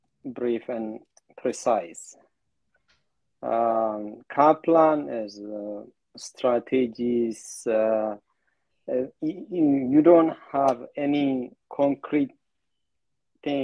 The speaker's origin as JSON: {"language": "English", "country": "Ethiopia", "second_language": "English", "moved": "yes", "said": "I'm from Ethiopia"}